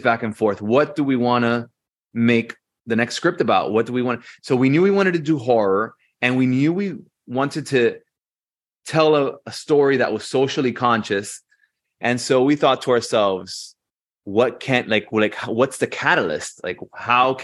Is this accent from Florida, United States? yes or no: yes; Hialeah, Florida, United States; We are Latinos from Hialeah, which is the most Latino part of Miami